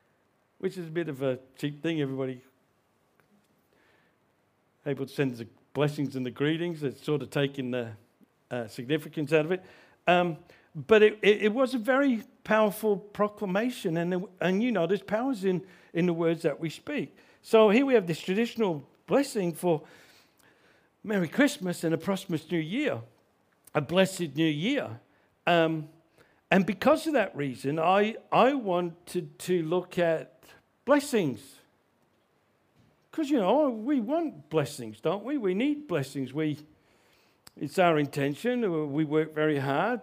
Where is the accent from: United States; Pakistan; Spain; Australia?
Australia; I grew up in Australia